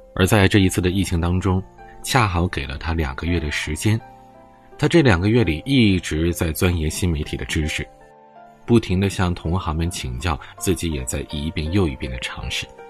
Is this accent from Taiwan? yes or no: no; China; 毕竟咱们是中国人，毕竟我们生活在一个伟大的祖国里